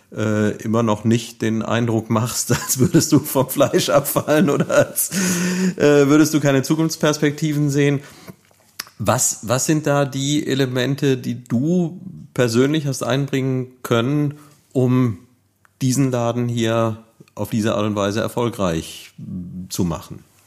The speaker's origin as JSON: {"language": "German", "town": "Neuwied", "region": "Rhineland-Palatinate", "country": "Germany", "tie": "born or raised there", "said": "ich bin ja hier in Neuwied aufgewachsen"}